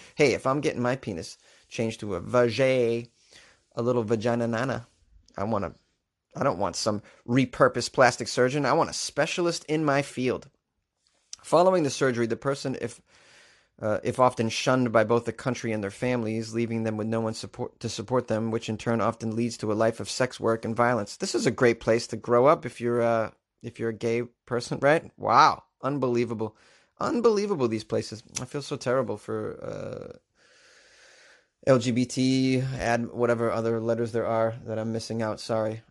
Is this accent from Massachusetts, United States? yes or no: yes; Boston, Massachusetts, United States; my hometown